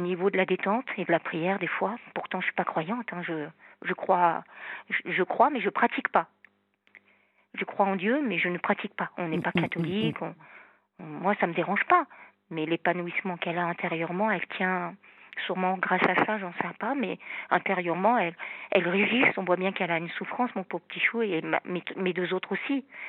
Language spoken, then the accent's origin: French; Normandy, France; now in south of France, France; Je suis normande et vivre dans le sud